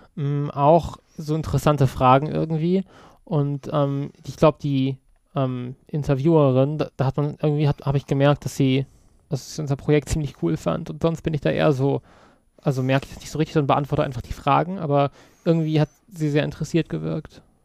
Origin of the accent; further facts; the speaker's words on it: Kassel, Hesse, Germany; now in Berlin, Germany; Eigentlich aus Kassel, aber ich komme jetzt aus Berlin